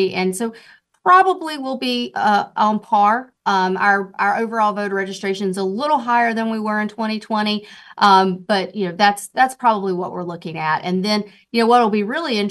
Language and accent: English; Duplin County, North Carolina, United States; also born or lived in Wake County, North Carolina; I grew up in Duplin County, so I know rural North Carolina. But now, you know, of course, I'm in Wake County.